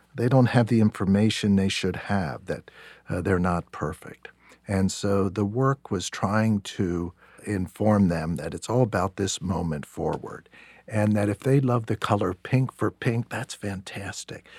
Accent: York, Pennsylvania, United States; I grew up in York, Pennsylvania

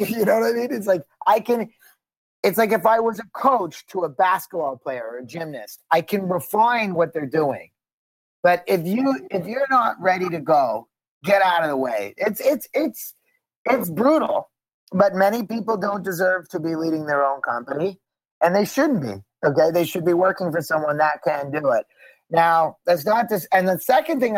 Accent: Montreal, Quebec, Canada; also born or lived in Boston; now in Los Angeles, United States; I'm from Montreal. I'm born at the Jewish General Hospital.

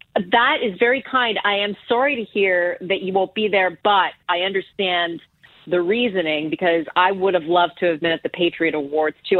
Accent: Ottawa, Ontario, Canada; moved away as an adult; growing up in, in Ottawa, it's like one of the coldest capitals in the world

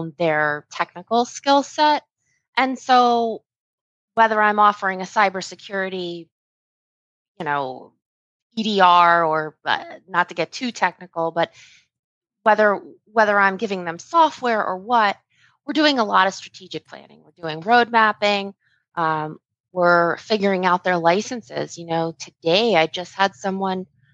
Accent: Fort Lauderdale, Florida, United States; moved away as an adult; now in Satellite Beach, United States; I come from Fort Lauderdale

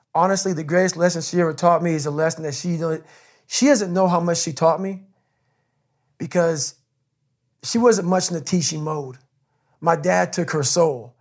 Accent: Brazil, Indiana, United States; born or raised there; also born or lived in Buffalo, New York

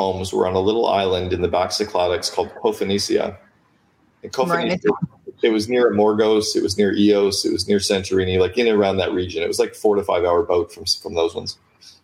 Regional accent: Canada; I'm Canadian

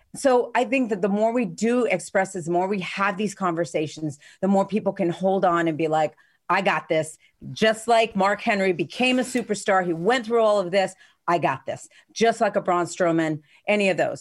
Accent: Spain; moved away; I grew up in Spain

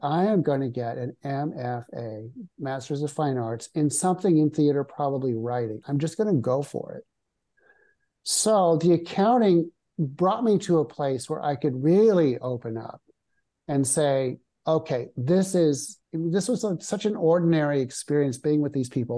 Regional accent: Nebraska, United States; moved away; also born or lived in New York City / Rome; I grew up in Nebraska

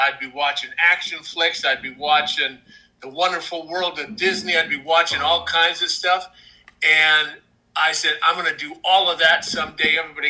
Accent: Saskatoon, Saskatchewan, Canada; I grew up in Saskatoon, Saskatchewan.

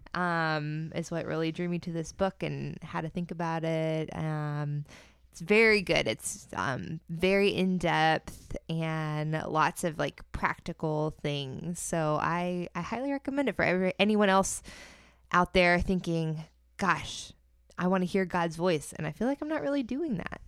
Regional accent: Central Florida, United States; it was based in Central Florida, which is my homeland

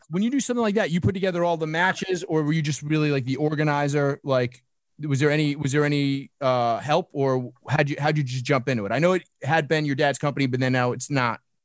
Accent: New York City, New York, United States; I grew up in Brooklyn

